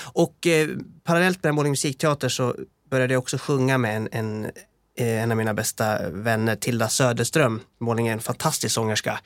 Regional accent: Borlänge, Dalarna County, Sweden; jag som musikalkille fick väldigt mycket av min hemstad. Eh, det fanns en dansstudio, Borlänge dansstudio

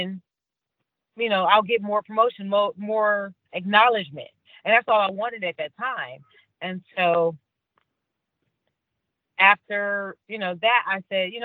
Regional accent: Cleveland, Ohio, United States; moved away as an adult; I'm originally from Cleveland, Ohio, grew up very, very much a Cavs Browns Indians fan

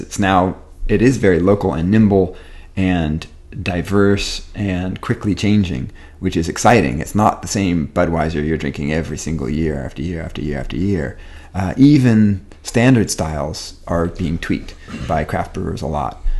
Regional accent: Wisconsin, United States; also born or lived in California; I moved from California to Wisconsin as a kid

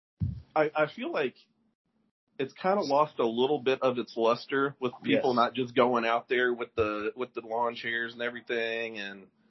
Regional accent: Louisville, Kentucky, United States; born and raised in Louisville

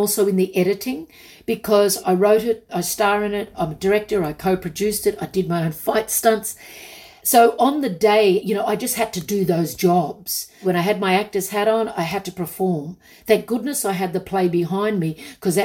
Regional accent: Australia; I grew up on Westerns because in my small country town, we only had two channels.

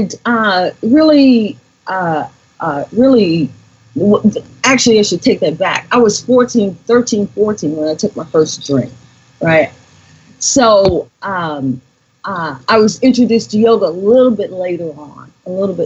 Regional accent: Indianapolis, Indiana, United States; I grew up right where I am right now in Indianapolis, Indiana

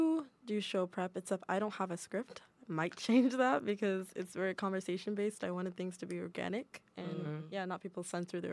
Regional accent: Boston, Massachusetts, United States; I'm from Boston.

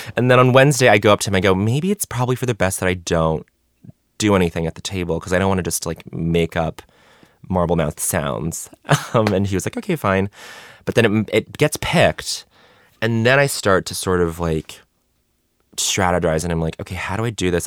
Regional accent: Montreal, Quebec, Canada; moved away; also born or lived in Denver; I grew up in Montreal before I moved to Denver, before I moved to the U S

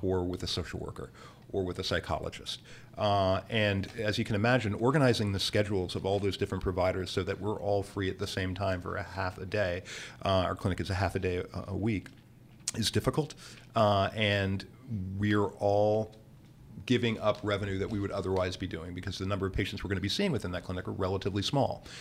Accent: Bethlehem, Pennsylvania, United States; now in New Orleans, United States; I was born and raised in Bethlehem, Pennsylvania

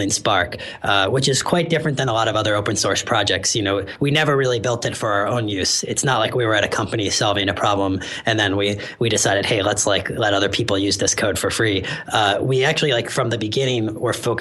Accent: San Francisco, California, United States; I'm actually from San Francisco originally, so I was happy to be back in the Bay Area

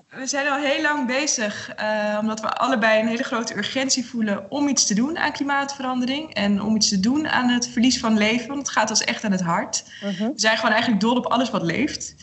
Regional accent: Netherlands; ik kom uit Nederland

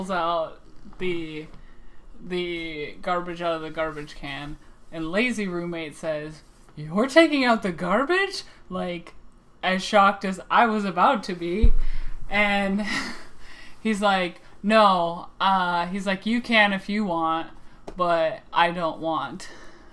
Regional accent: Midwest, United States; accent: Midwestern; my Midwestern accent

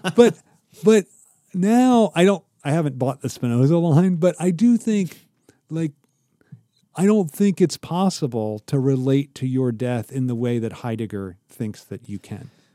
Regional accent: Ohio, United States; moved away; I'm from Ohio, but I'm not rooted there.

